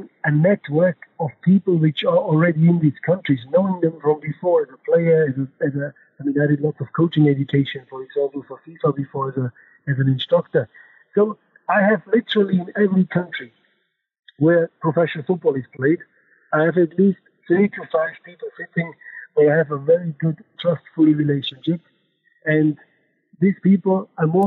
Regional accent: Germany; accent: German; English is a second language; I'm German, you know, my accent, and also by my passport

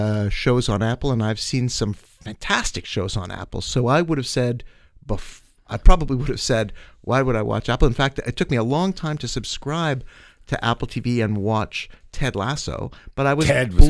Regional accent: Winnipeg, Manitoba, Canada; I grew up in Winnipeg.

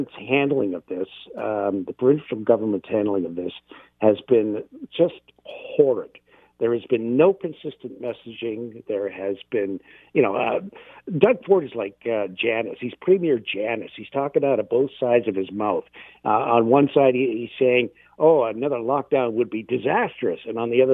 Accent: London, Ontario, Canada; now in Hamilton, Canada; my hometown of London

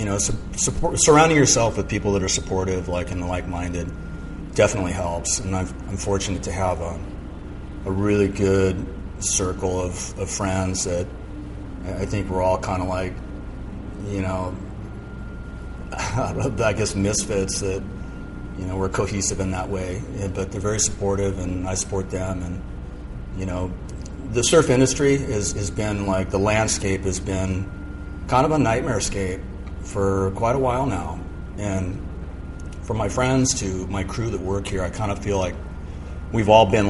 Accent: Malibu, California, United States; born or raised there; also born or lived in San Mateo

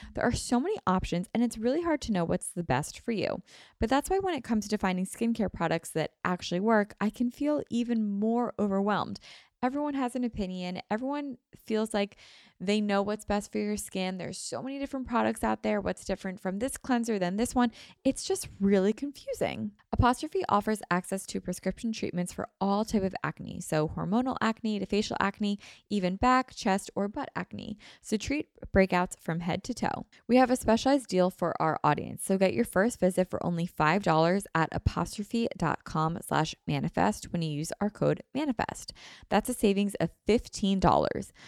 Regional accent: Philadelphia, Pennsylvania, United States; I haven't really left my hometown or where I grew up or, like, the area

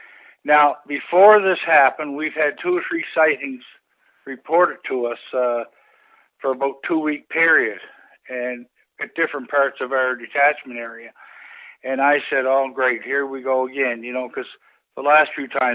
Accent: Stellarton, Nova Scotia, Canada; moved away as an adult; also born or lived in Clarenville, Newfoundland; I came from Stellarton, Nova Scotia. That's where my home is.

